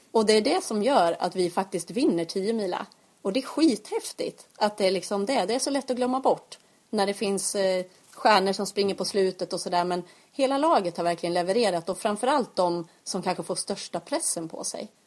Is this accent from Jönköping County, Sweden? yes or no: yes; Eksjö, Jönköping County, Sweden; Och jag märker ju att, att folk förknippar mig med att jag är från Eksjö.